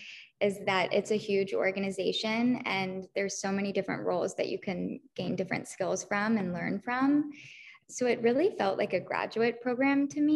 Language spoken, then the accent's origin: English; Charlotte, North Carolina, United States; moved away as an adult; also born or lived in Sewanee, Tennessee; now in New York, United States; I'm from Charlotte, North Carolina.